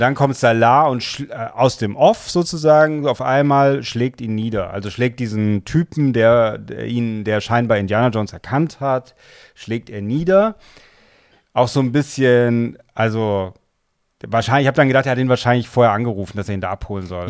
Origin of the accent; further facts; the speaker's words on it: Germany; wir als Deutsche